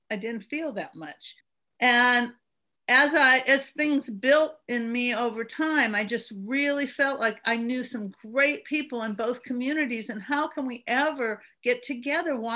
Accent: Berkeley, California, United States; now in Birmingham, United States; I, I moved here from Berkeley, California, back in the '70s

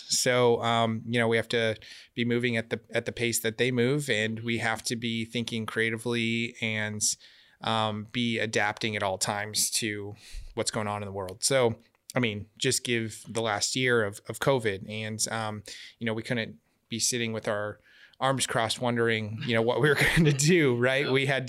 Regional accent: Glendale, Arizona, United States; I'm Arizona born and raised in West Valley, Glendale kid, went to high school downtown Phoenix and moved to where we're at now in Tempe 15, 16 years ago.

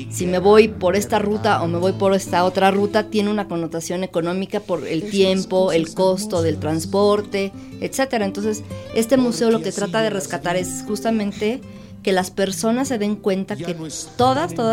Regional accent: Mexico City, Mexico; yo soy de la Ciudad de México, estudié como ya contaste economía

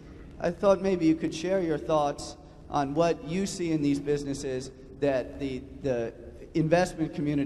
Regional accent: New York City, New York, United States; from New York City.

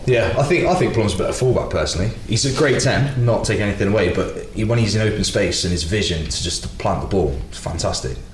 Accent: Leicestershire, East Midlands, United Kingdom; growing up in Leicestershire

